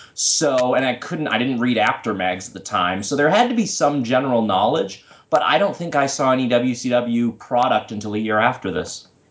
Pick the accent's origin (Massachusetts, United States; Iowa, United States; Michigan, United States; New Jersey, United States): Massachusetts, United States; I grew up in Massachusetts